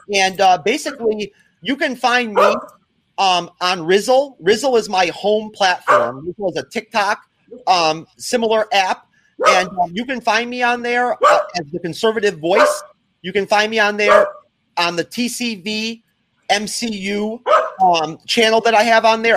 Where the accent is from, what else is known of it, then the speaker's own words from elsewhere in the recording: New York, United States; moved away; I'm from New York